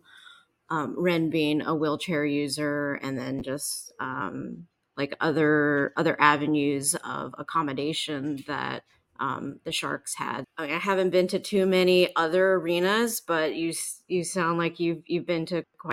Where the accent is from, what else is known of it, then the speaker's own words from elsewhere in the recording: United States; we're American